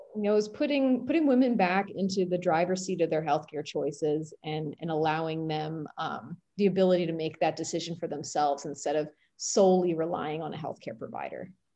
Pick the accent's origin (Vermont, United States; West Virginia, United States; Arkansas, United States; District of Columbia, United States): District of Columbia, United States; Washington; I grew up in Washington, D C, which is the home of Shady Grove Fertility